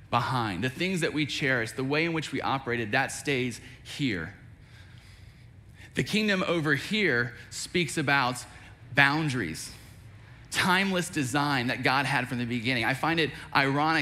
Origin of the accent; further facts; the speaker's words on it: United States; I'm an American citizen